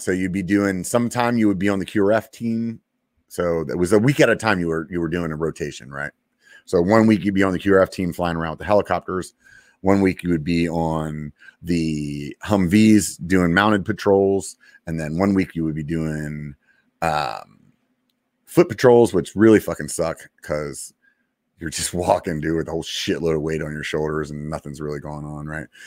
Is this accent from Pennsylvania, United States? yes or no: yes; Pennsylvania, United States; moved away; I'm from Pennsylvania